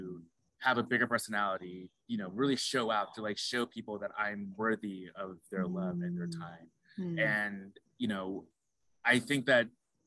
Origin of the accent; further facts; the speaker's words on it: Phoenix, Arizona, United States; I'm also originally from Arizona from Phoenix. And Phoenix, at the time I was born, had maybe 4 or 5% Black people in it